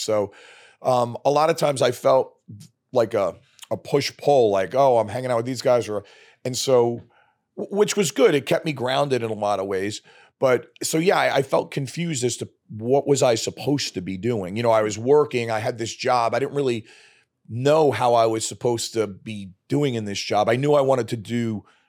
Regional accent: New York City, New York, United States; moved away as an adult; also born or lived in Arizona / Canada; I grew up in Brooklyn

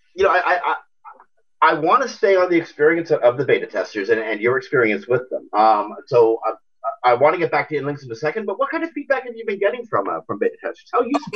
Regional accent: Canada; being Canadian

